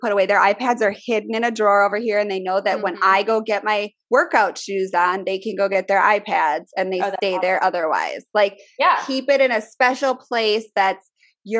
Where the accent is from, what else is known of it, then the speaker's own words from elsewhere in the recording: Midwest, United States; accent: Midwest; My Midwest accent